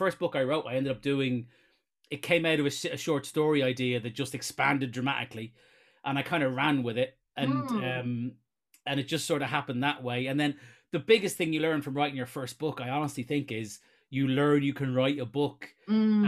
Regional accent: Ireland; I am obviously Irish

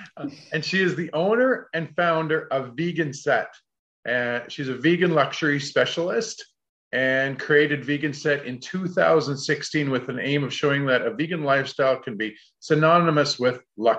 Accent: Canada; I'm from Canada, so you probably won't get colder than where we are from.

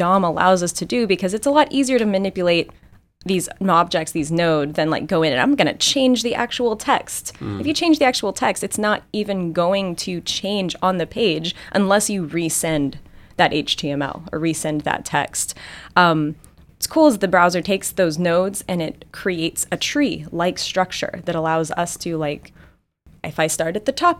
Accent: Texas, United States; I'm from Texas, and so tacos are just my comfort food.

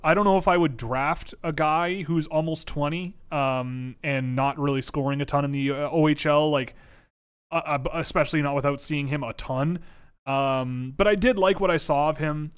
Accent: Toronto, Ontario, Canada; growing up in Toronto as a kid

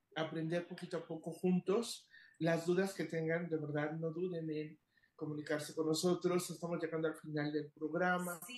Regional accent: Mexico; quienes somos mexicanos

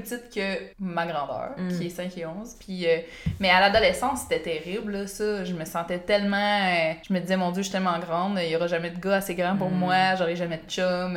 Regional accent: Beauce, Quebec, Canada; je viens de la Beauce, puis mm. en Beauce, il n'y a pas beaucoup d'activités pour les jeunes

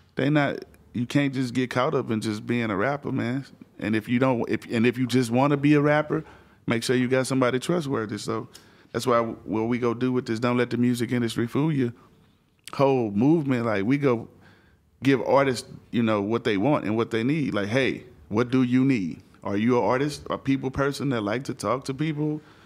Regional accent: Houston, Texas, United States; I'm from Houston

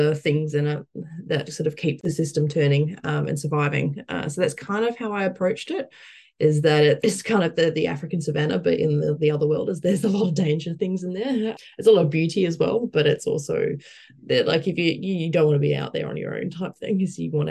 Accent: Perth, Western Australia, Australia; moved away; growing up in Perth

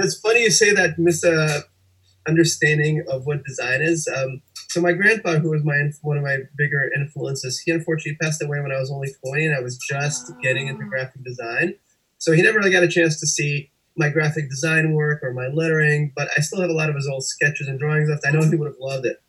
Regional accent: Russia; moved away; also born or lived in Connecticut; I was born and raised in Russia, and I took a lot of art lessons there

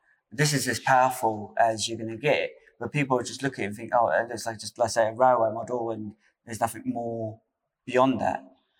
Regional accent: Portsmouth, South East England, United Kingdom; we're from Portsmouth.

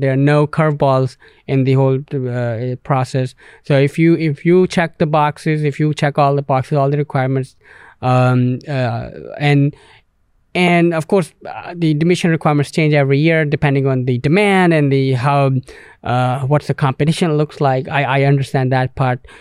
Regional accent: Canada; moved away; being from English-speaking country, Canada

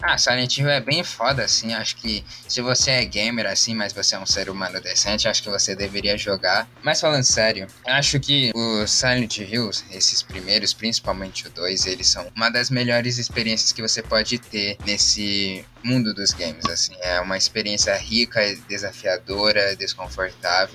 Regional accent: Brazil; minha própria vida triste como brasileiro

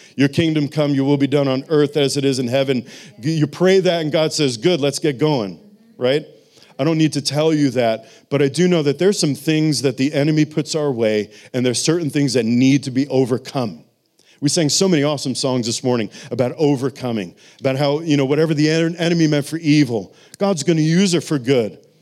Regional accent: New York City, New York, United States; moved away; I'm from New York City

